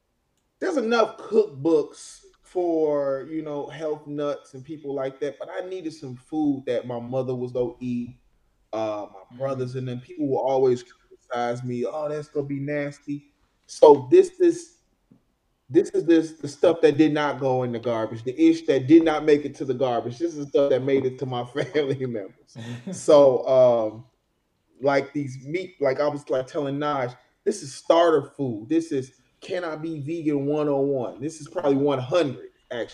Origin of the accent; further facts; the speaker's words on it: Chicago, Illinois, United States; also born or lived in Oak Park, Illinois; I grew up in Beverly, and then I moved to Oak Park with my brothers in high school.